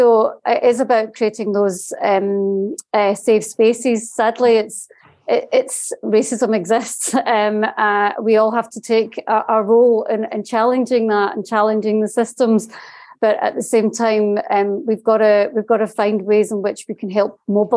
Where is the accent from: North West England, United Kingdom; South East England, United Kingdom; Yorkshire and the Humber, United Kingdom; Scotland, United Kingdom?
Scotland, United Kingdom; I'm from Scotland. I live in the borders in Scotland